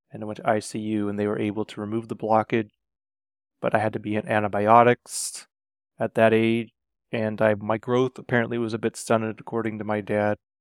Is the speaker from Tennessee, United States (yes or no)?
no; Renton, Washington, United States; I was born in Renton, Washington, to two loving parents